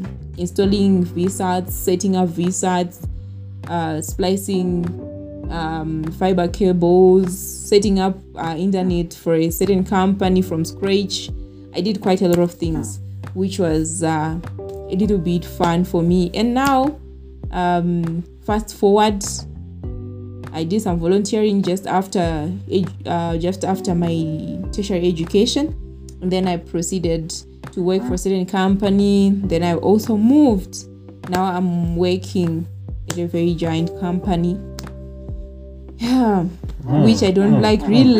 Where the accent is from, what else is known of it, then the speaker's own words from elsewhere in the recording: Uzumba Maramba Pfungwe, Mashonaland East, Zimbabwe; I come from Uzumba, Maramba Fungwe, from a village called Mango Village, which is located close to Uzumba High School